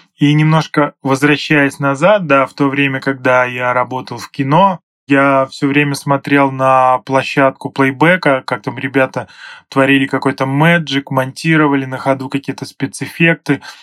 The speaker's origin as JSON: {"language": "Russian", "region": "Kirov Oblast", "country": "Russia", "tie": "born or raised there", "moved": "as an adult", "lives_now": "Saint Petersburg, Russia", "said": "сам я родом из Кировской области"}